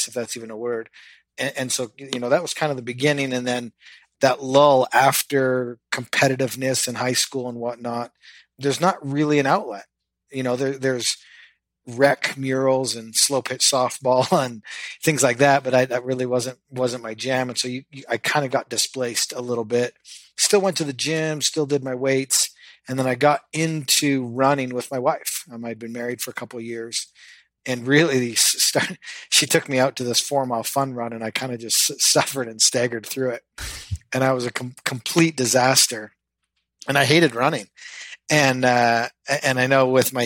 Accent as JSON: {"language": "English", "country": "Canada", "tie": "born or raised there", "said": "I grew up in Canada"}